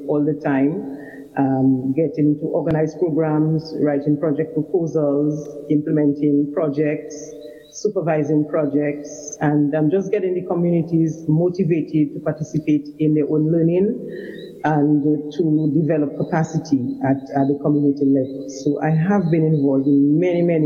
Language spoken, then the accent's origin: English; Dominica; I hail from the Dailies community. It's a community in the southeast part of Dominica. I was born there, lived there, worked there for most of my adult life